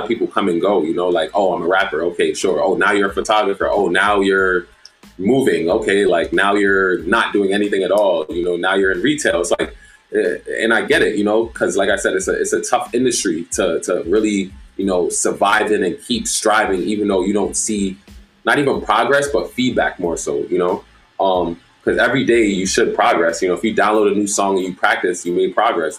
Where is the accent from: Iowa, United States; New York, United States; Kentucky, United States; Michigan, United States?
New York, United States; New York City; moved away as an adult; also born or lived in Jamaica (ancestry); now in Upstate New York, United States; I'm from Brooklyn